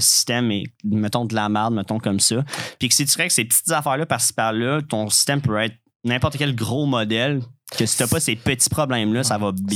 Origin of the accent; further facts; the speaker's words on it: Quebec, Canada; en tant que Québécois